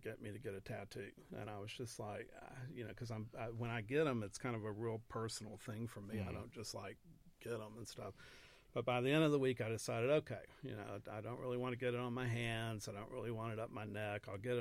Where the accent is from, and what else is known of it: Lake Jackson, Texas, United States